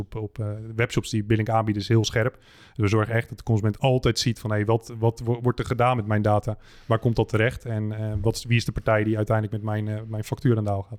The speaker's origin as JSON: {"language": "Dutch", "country": "Netherlands", "said": "wij als Nederlanders"}